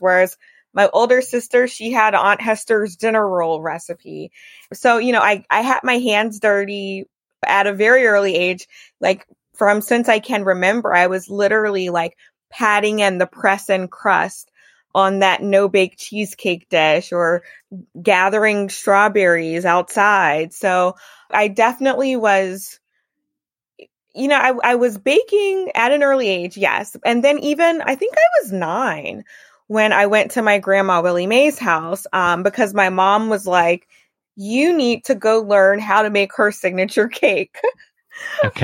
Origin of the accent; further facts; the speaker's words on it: Baton Rouge, Louisiana, United States; I was born and raised in Baton Rouge